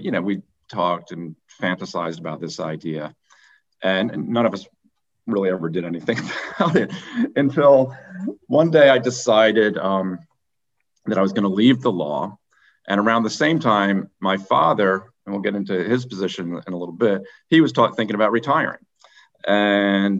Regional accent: Philadelphia, Pennsylvania, United States; also born or lived in Vermont; I was born in Philadelphia, and I grew up right outside the city.

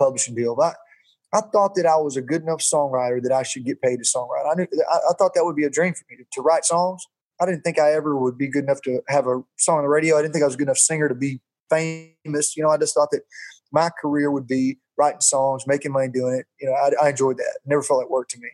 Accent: Jacksonville, Alabama, United States; I played football at Jacksonville State University, which is in my hometown

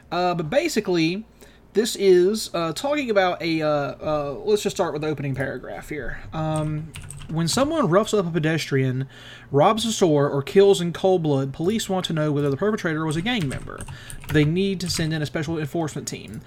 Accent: the American South, United States; as a Southerner

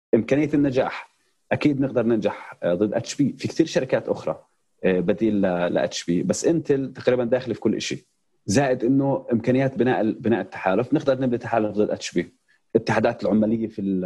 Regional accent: Palestine; احنا كفلسطينيين

